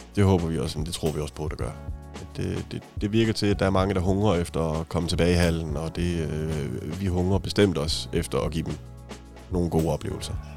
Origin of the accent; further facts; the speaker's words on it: Haderslev, Southern Denmark, Denmark; now in Odense, Denmark; jeg er opvokset i Haderslev